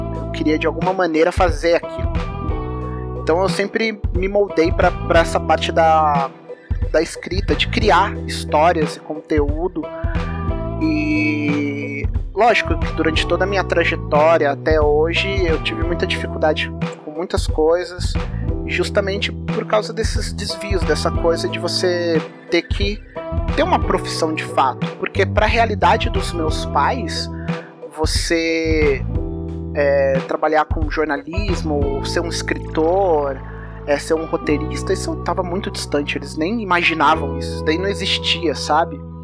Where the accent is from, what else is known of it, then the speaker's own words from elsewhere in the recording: São José dos Campos, São Paulo, Brazil; also born or lived in Rio de Janeiro; eu sou de São José dos Campos, interior de São Paulo, e aqui é uma cidade muito industrial